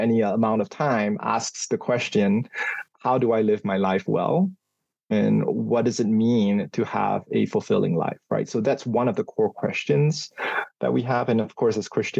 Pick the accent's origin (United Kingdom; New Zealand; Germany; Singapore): Singapore; moved away as an adult; now in Indiana, United States; I grew up in Singapore